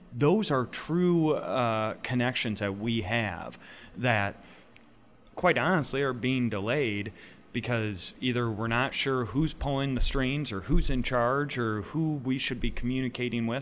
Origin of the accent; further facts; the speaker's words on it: Rockford, Illinois, United States; my community, my hometown of Rockford